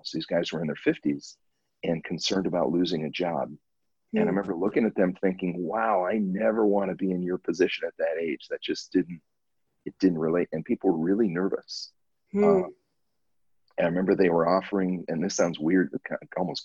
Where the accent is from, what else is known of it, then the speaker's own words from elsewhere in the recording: Southern California, United States; now in Hawaii, United States; I grew up in Southern California